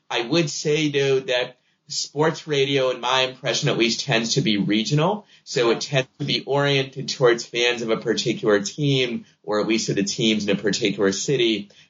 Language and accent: English; Boston, Massachusetts, United States; I'm a Red Sox fan because I grew up in Boston